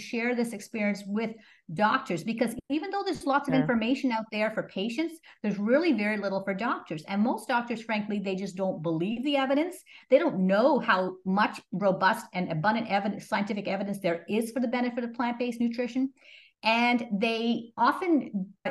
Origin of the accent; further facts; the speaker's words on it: Montreal, Quebec, Canada; moved away as an adult; also born or lived in Toronto; I grew up in Canada, in Montreal.